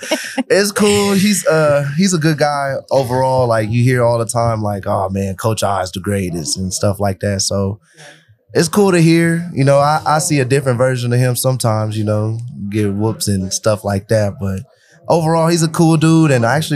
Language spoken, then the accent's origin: English; Los Angeles, California, United States; now in Denver, United States; I'm from Los Angeles, so I'm not even from Denver.